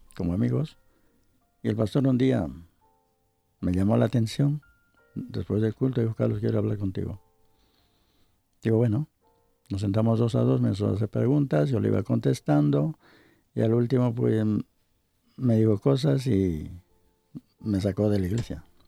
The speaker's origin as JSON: {"language": "Spanish", "country": "Ecuador", "moved": "yes", "said": "Era sucres en mi país"}